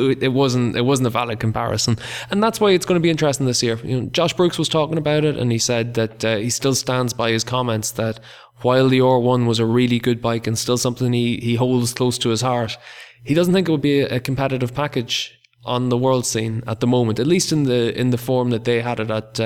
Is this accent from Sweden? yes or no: no; Ireland; I'm from Ireland.